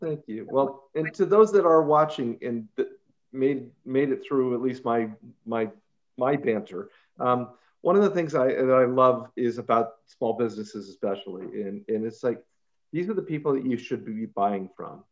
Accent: Ukiah, California, United States; I grew up in Ukiah

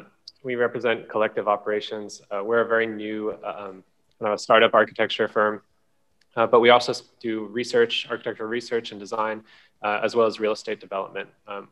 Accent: San Francisco, California, United States; also born or lived in Hong Kong; I was born in Hong Kong. So from an early age, my earliest memories are of walking around these giant skyscrapers, experiencing kind of the hustle, bustle, all the sights, the sounds and the smells of the city. When I was relatively young, my family moved to San Francisco.

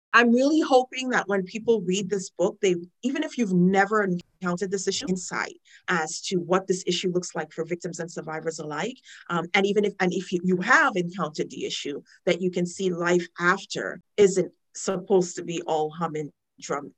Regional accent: Trinidad & Tobago; moved away; I'm a child witness of the issue growing up in Trinidad.

